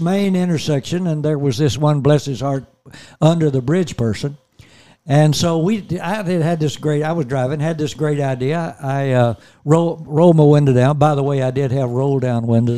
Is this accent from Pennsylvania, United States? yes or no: no; Gibson County, Tennessee, United States; also born or lived in Houston; I was from Gibson County in Tennessee